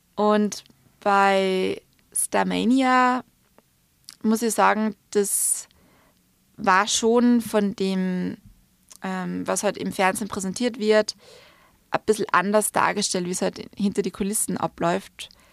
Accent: Salzburg, Austria; also born or lived in London; now in Vienna, Austria; nach Salzburg zurückzukommen

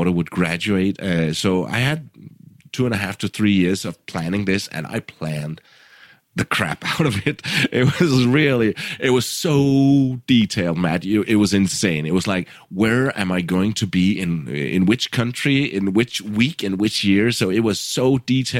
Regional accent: Randers, Central Denmark Region, Denmark; moved away as an adult; my hometown of Randers, Denmark

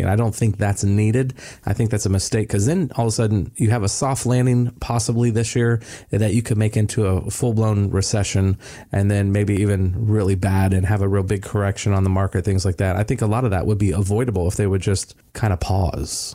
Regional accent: Florida, United States; I told everybody I was from Florida

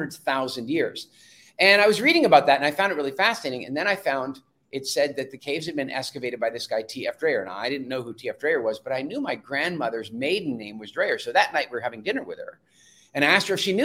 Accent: South Africa; I was born in South Africa.

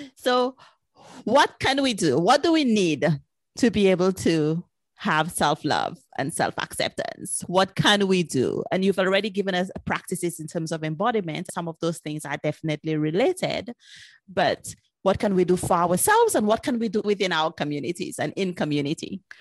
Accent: St. Lucia; I'm originally from Saint Lucia

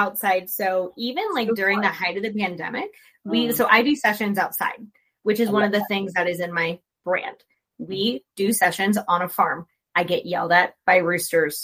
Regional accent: Florida, United States; I'm from Florida.

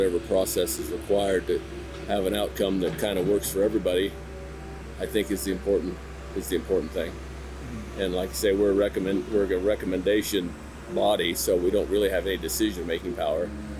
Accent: Meeker, Colorado, United States; I'm a rancher born and raised in Meeker, Colorado.

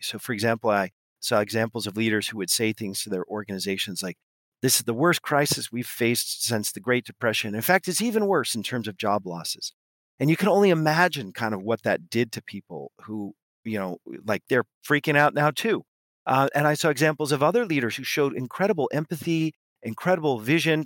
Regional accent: West Coast of the US, United States; moved away as an adult; now in Paris, France; I grew up on the west coast of the U S, but I live in, uh, Paris

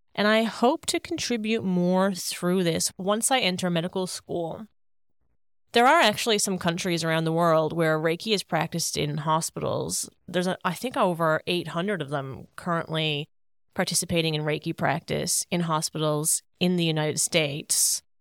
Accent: Paradise, Newfoundland and Labrador, Canada; moved away as an adult; now in Sydney, Australia; my beautiful hometown of Paradise, Newfoundland

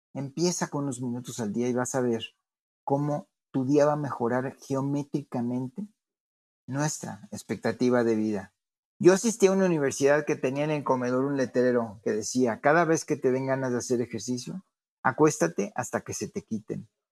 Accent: Mexico

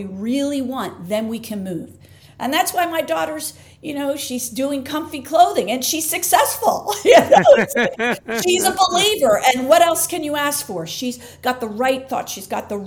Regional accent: Philadelphia, Pennsylvania, United States; I'm from Philly.

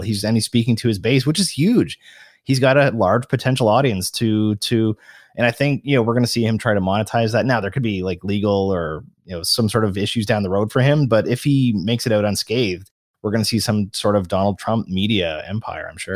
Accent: Canada; I'm a Canadian

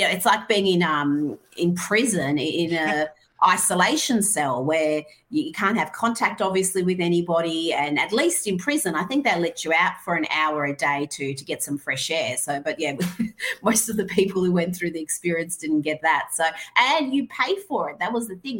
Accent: Iran; moved away; I grew up in Iran

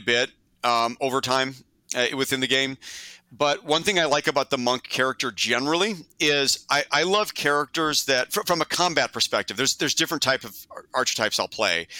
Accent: Glenview, Illinois, United States; we're from the Chicago area, Glenview to be exact, mm-hmm. which is a north suburb of Chicago.

